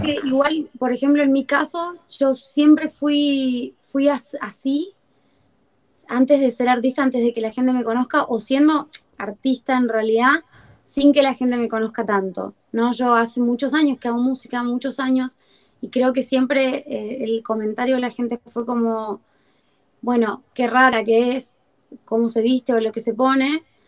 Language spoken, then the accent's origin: Spanish; Libertador General San Martín, Jujuy, Argentina; moved away as an adult; also born or lived in Fraile Pintado, Argentina; now in Buenos Aires, Argentina; mi provincia, que es Jujuy